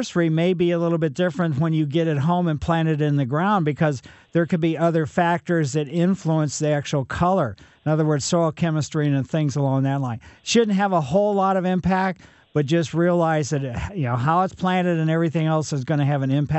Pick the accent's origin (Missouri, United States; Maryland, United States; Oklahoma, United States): Missouri, United States; Ellisville; I grew up in Maple Lane in Ellisville